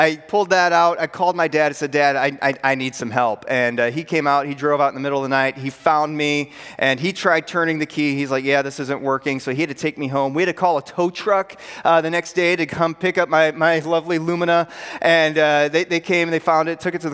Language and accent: English; Pearl City, Illinois, United States; moved away; I went to high school in a rural northwest Illinois town called Pearl City, Illinois. You're wondering, well, how rural is it? Here's how rural it is. My hometown was 800 people